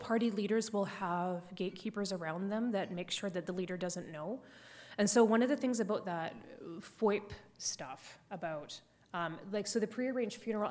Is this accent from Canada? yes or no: yes; Canada; as a Canadian